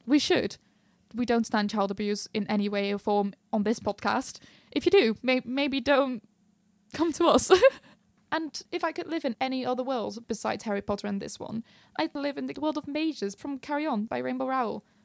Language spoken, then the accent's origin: English; Netherlands; I'm from the Netherlands